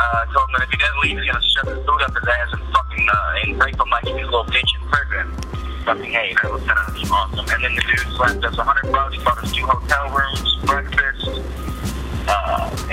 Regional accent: St. Louis, Missouri, United States; my hometown away from St. Louis

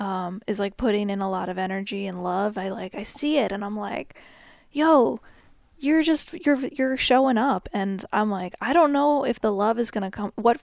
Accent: United States; I'm so American.

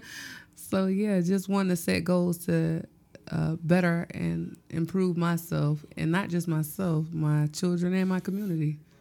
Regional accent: Gloverville, South Carolina, United States; I'm from Gloverville, South Carolina.

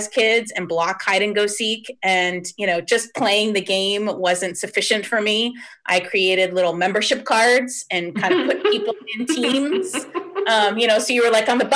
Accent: Plantation, Florida, United States; also born or lived in Miami, Florida; I was born in Miami, but we only lived in Miami for a couple of years. So I really grew up in Plantation, Florida, which is essentially a suburb of Fort Lauderdale, Florida.

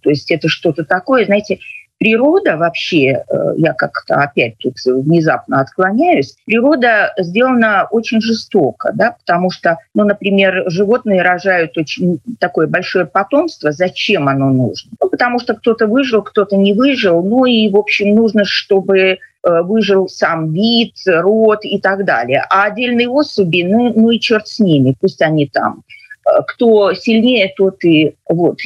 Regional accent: Belarus

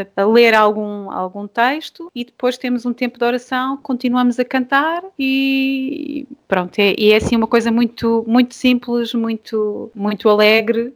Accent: Portugal; nós cá em Portugal não são muitas as igrejas que fazem, mas a, a igreja onde eu cresci fazia isto

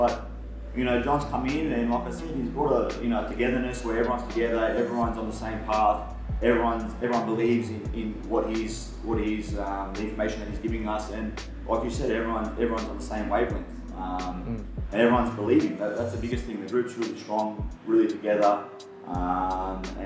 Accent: Canberra, Australian Capital Territory, Australia; growing up in Canberra

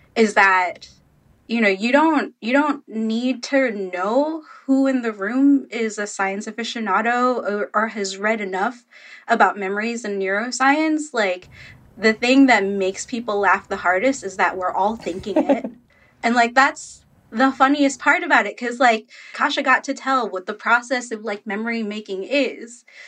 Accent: Philippines; I'm Filipino

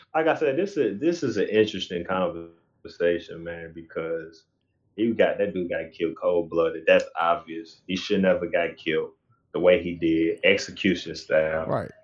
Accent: St. Louis, Missouri, United States; we we from Missouri, we in St. Louis

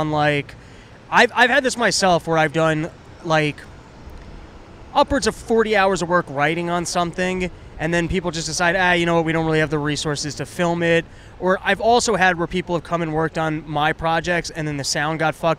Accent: New York City, New York, United States; I grew up in Washington Heights. I know cities. I'm from Manhattan.

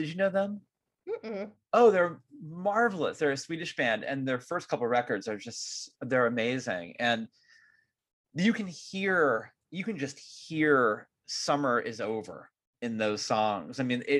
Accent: California, United States; I'm such a Californian.

